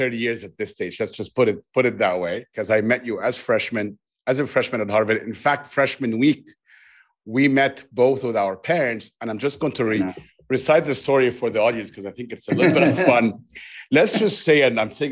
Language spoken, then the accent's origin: English; Cairo, Cairo Governorate, Egypt; I grew up in Cairo